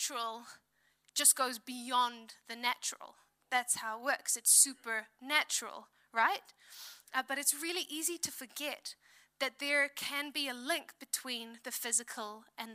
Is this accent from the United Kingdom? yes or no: no; South Africa; now in New Zealand; I'm from South Africa. We went back to South Africa at the start of this year